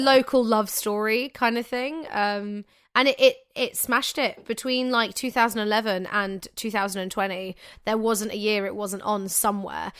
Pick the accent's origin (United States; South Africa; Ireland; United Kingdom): United Kingdom; Manchester, North West England; I'm so English